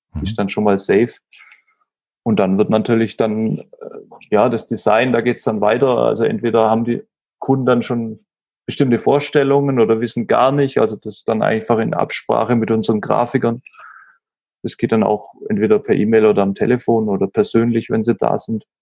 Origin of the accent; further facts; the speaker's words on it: Stuttgart area, Baden-Württemberg, Germany; moved away as an adult; now in Nuremberg, Germany; ich komme ursprünglich aus dem Stuttgarter Raum, wohne aber ja seit zehn Jahren jetzt in Nürnberg.